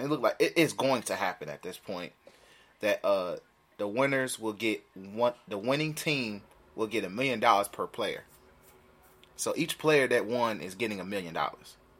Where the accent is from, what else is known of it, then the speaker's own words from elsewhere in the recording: Chicago, Illinois, United States; we are from Chicago, so we Central niggas